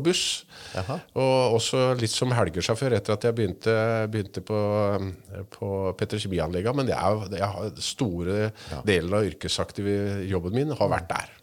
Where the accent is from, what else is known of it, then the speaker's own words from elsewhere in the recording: Stathelle, Telemark, Norway; now in Langesund, Norway; er egentlig født og oppvokst på Satelle